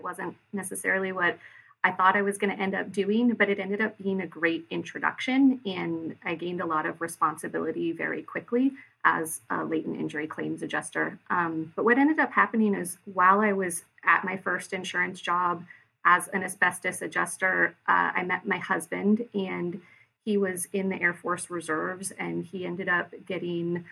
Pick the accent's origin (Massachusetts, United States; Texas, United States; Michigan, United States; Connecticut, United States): Connecticut, United States; Hartford; moved away as an adult; also born or lived in Boston; now in San Antonio, United States; I grew up in the Hartford area.